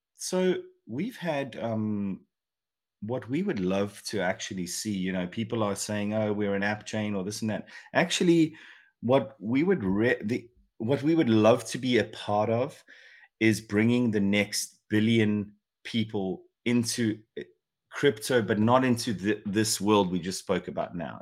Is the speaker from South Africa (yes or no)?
yes; South Africa; moved away; also born or lived in England; I'm obviously South African born, but I spend a ton of time in England